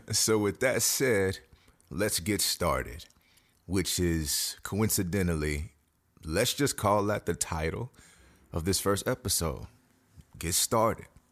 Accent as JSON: {"language": "English", "town": "Houston", "region": "Texas", "country": "United States", "tie": "born or raised there", "said": "I am a native Houstonian, born and bred"}